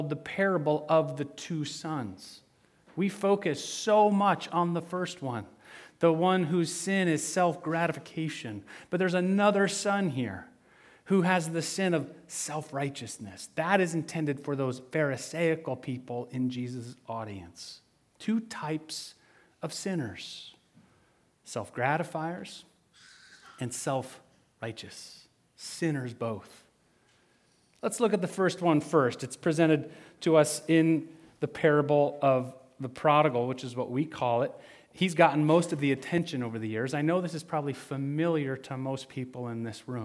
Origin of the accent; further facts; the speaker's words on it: western Michigan, United States; I grew up in Michigan, in western Michigan